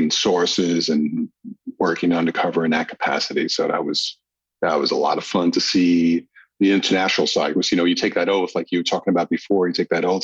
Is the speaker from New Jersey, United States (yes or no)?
no; New York, United States; moved away as an adult; now in Los Angeles, United States; being a New Yorker and working NYPD back then